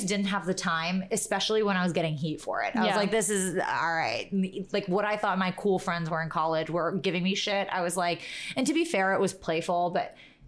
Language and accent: English; New York, United States; we grew up in New York